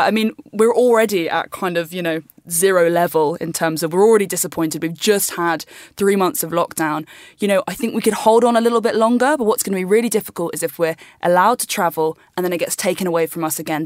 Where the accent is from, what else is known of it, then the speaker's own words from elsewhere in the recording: United Kingdom; I'm from the U K, and I just get to stay where I'm from